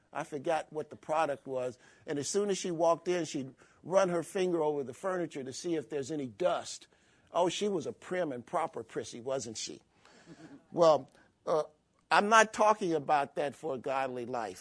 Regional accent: Chicago, Illinois, United States; growing up in Chicago

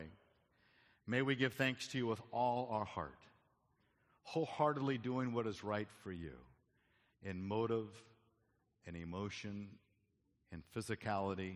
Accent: Arizona, United States; moved away; I grew up in Arizona

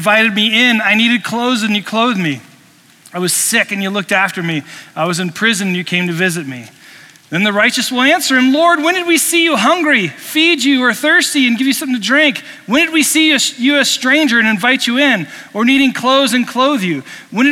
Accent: Indiana, United States; now in Colorado, United States; I grew up in Indiana

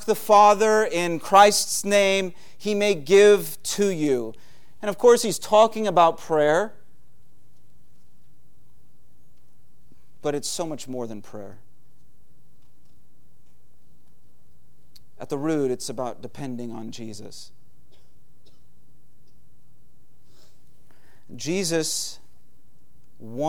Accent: United States

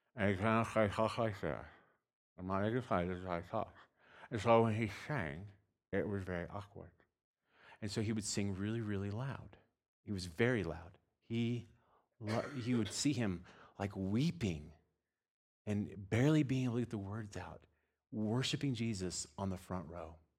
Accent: Texas, United States; moved away; I'm from Texas

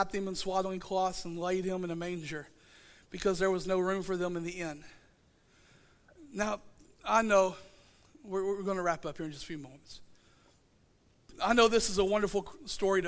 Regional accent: Southeast Oklahoma, United States; I'm from Southeast Oklahoma.

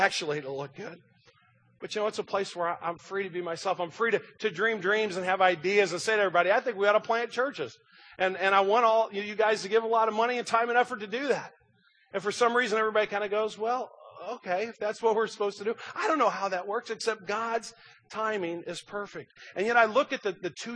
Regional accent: Kirkwood, Missouri, United States; born and raised in Kirkwood

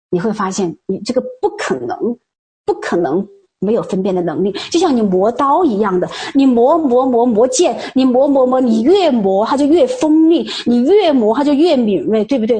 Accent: China; 我们中国人都说

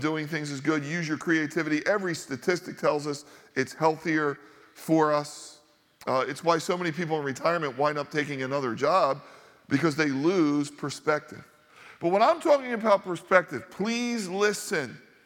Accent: Northeast, United States; growing up in the Northeast, a highly Catholic area

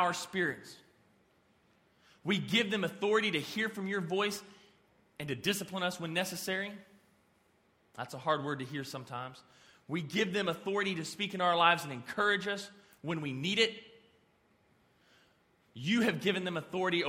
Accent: Amarillo, Texas, United States; I'm from Amarillo.

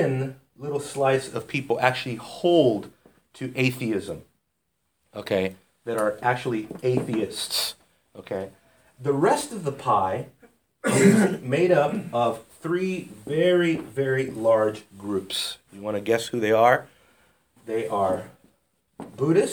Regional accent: United States; We don't really have a global perspective as Americans

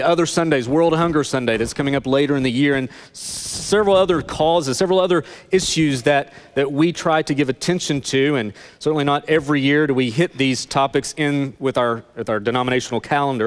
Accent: Northeast Tennessee, United States; I grew up in Northeast Tennessee

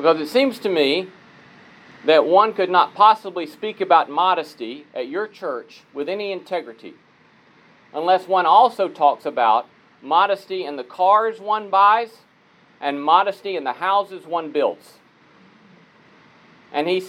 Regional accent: Talladega, Alabama, United States; Talladega, Alabama, my hometown

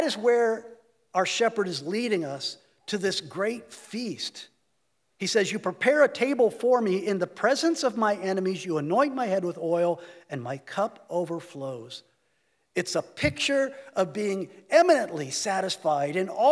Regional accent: United States

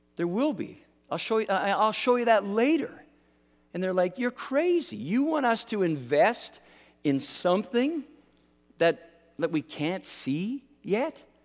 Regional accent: Canada; I'm Canadian

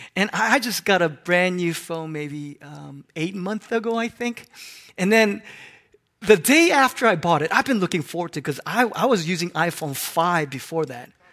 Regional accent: Hong Kong; moved away; I grew up in Hong Kong

